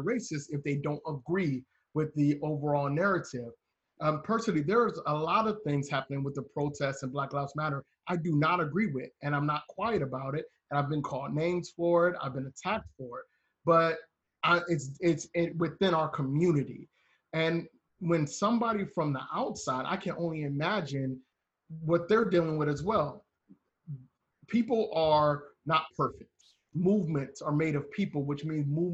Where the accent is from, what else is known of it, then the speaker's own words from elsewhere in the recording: Cleveland, Ohio, United States; as an African American, I grew up in Cleveland in the 80s and the 90s